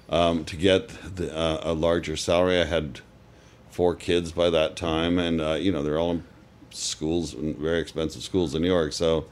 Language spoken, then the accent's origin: English; Canada; moved away